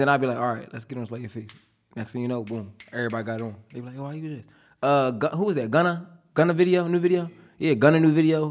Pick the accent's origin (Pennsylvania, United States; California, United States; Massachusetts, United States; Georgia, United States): Pennsylvania, United States; Upper Darby; also born or lived in Philadelphia; I'm from, like, Upper Derby, Harrietown area